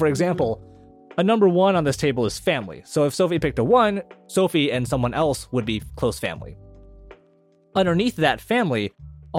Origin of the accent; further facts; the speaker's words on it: South Dakota, United States; we grew up in South Dakota